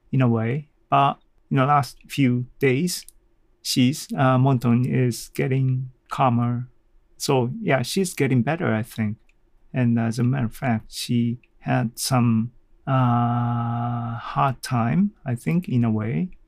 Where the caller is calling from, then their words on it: Kanazawa, Ishikawa, Japan; English is a second language; I'm talking from Kanazawa, Japan, to the world.